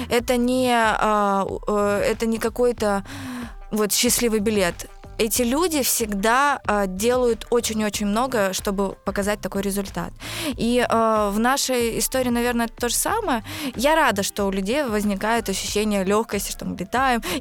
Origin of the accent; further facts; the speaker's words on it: Izhevsk, Udmurtia, Russia; now in Moscow, Russia; 31 год. Выросла в Ижевске, переехала в Москву в 2005 году.